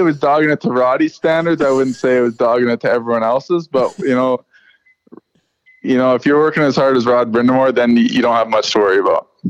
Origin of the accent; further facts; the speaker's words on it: Saskatchewan, Canada; moved away; I'm a kid from Saskatchewan